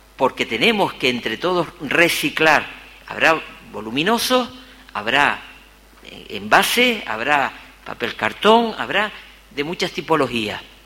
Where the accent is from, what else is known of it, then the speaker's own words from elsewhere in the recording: Gáldar, Canary Islands, Spain; he caminado mi pueblo